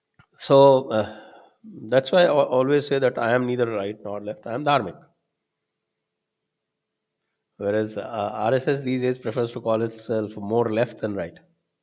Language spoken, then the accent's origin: English; Karnataka, India; I am from Karnataka.